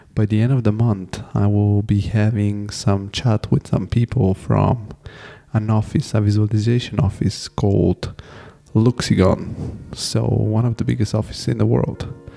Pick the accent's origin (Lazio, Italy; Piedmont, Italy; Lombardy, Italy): Lazio, Italy; Rome; English is a second language; now in Frankfurt, Germany; I'm from Rome